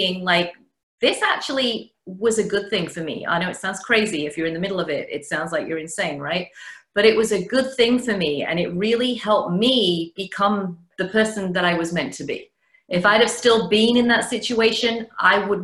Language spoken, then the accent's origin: English; the north of England, United Kingdom; now in Connecticut, United States; Originally, as you can tell, I'm from England, the north of England, but I live in Connecticut now, about an hour outside New York.